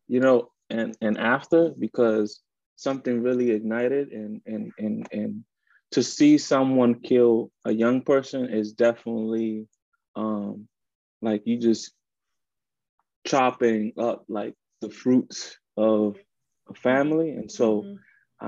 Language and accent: English; Washington, District of Columbia, United States; also born or lived in Dominican Republic; born in the Dominican Republic and raised in Washington, DC, Columbia Heights.